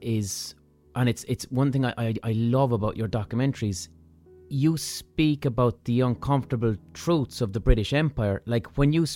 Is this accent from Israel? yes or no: no; Ireland; I'm an Irish person